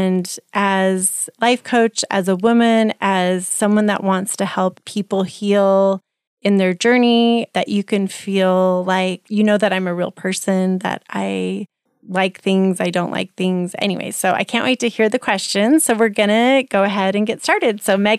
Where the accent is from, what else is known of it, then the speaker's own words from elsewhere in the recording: Guantanamo Bay, Guantánamo, Cuba; born there; So I was born in Cuba, which is interesting to people.